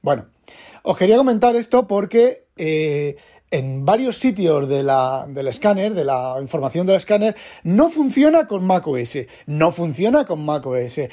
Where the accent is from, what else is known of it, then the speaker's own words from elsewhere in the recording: Spain; now in Netherlands; soy español